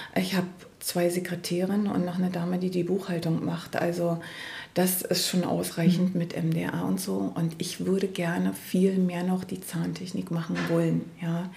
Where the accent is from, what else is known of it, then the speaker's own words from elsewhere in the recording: East Germany, Germany; ich komme ja aus dem Ostteil von Deutschland